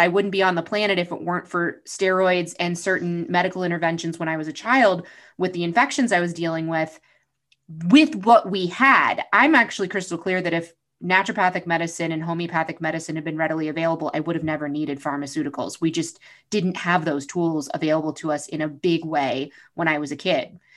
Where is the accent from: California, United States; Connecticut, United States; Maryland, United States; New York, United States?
New York, United States; I grew up in New York